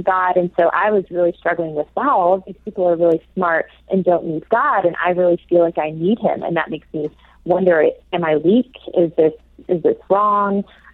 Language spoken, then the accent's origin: English; the South, United States; also born or lived in Oxford, England; I'm from the South and have always kind of lived in the Bible Belt of the U.S., as it's called.